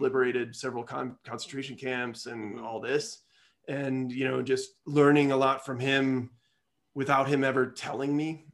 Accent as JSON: {"language": "English", "region": "Midwest", "country": "United States", "said": "I'm a Midwesterner"}